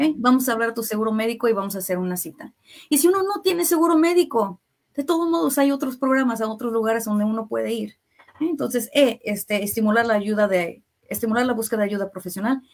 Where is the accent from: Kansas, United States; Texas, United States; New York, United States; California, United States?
Kansas, United States; Kansas City; soy de aquí de Kansas City, nací, me creé aquí en Kansas City, pero mis papás, mi familia, este, son de México